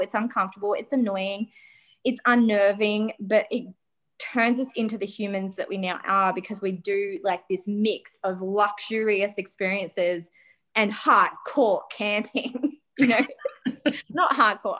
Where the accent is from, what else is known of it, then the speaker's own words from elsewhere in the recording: Australia; We're Aussie lappers